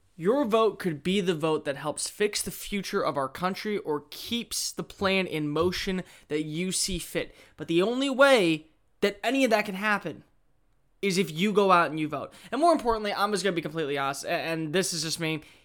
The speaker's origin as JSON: {"language": "English", "country": "United States", "said": "We as American citizens"}